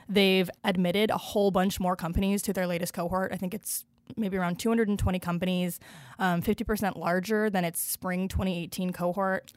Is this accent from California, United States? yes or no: no; Seattle, Washington, United States; moved away; I'm a Seattleite